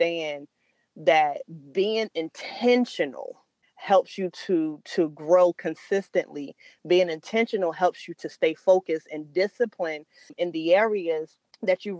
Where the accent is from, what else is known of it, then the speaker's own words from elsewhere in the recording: Salisbury, Maryland, United States; moved away; my hometown, Salisbury, Maryland